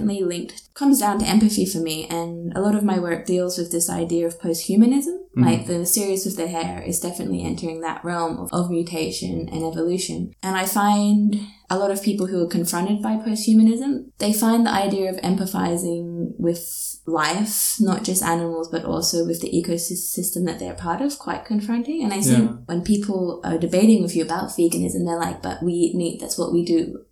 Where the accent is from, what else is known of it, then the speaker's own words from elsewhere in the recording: Australia; As an Australian, I feel I am the alien within Australian landscape